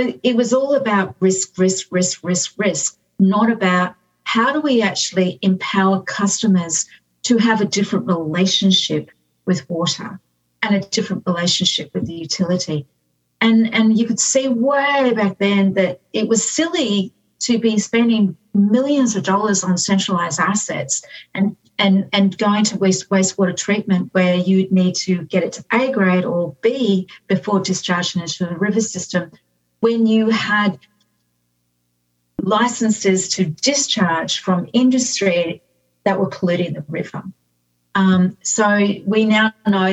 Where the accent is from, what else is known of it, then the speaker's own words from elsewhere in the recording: Whanganui, Manawatū-Whanganui, New Zealand; also born or lived in Brisbane; now in Australia; I was born in New Zealand. And like a lot of New Zealanders, we all come to Australia. And I was born in a place called Whanganui or Whanganui.